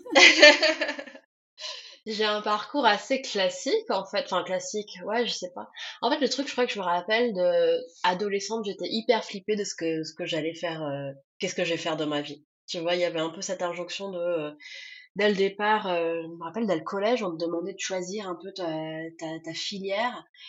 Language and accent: French; Tours, Centre-Val de Loire, France; moved away as an adult; also born or lived in Grenoble / Paris / Turkey; now in Cologne, Germany; je viens de Tours